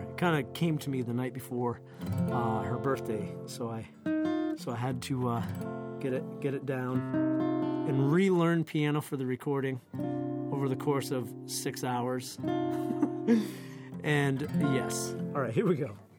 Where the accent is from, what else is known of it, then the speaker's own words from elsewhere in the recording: Maine, United States; now in Somerville, United States; I'm from Maine originally